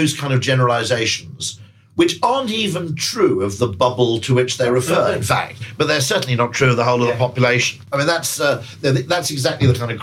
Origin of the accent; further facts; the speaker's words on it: United Kingdom; as a Brit